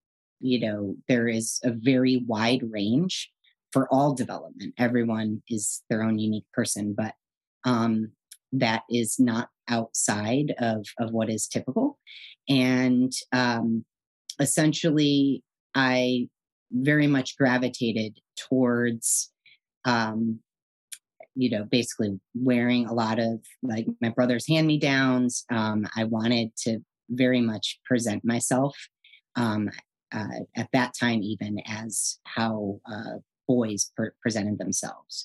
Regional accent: Madison, Wisconsin, United States; also born or lived in Connecticut; now in San Francisco, United States; My brother and I were born in Connecticut and relocated with our mom and dad out to Madison, Wisconsin in 1978. I was 4 years old.

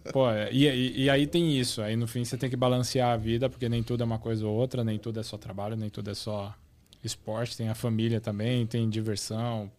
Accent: Osasco, São Paulo, Brazil; eu nasci na capital, mas na verdade eu cresci em Osasco. É, o, a minha vida toda foi em Osasco

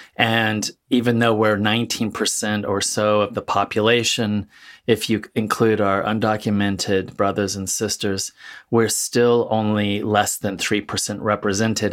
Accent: Central Valley, California, United States; also born or lived in Mexico City, Mexico; I grew up in the, in California, Central Valley

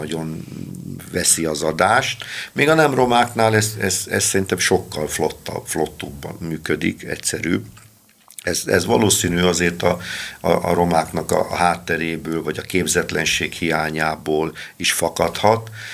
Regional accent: Balassagyarmat, Nógrád, Hungary; én gyarmati származású vagyok, ismer mindenki, főleg a romák

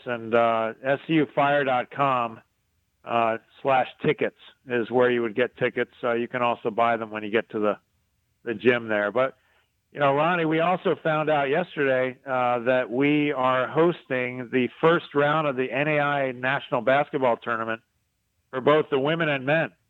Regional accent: Northeast, United States; moved away; I'm from the Northeast

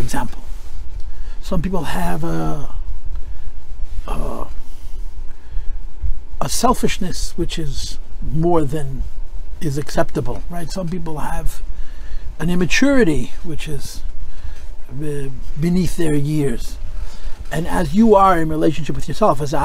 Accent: United States; I'm proud to be an American. I was raised by an immigrant who told me to love America.

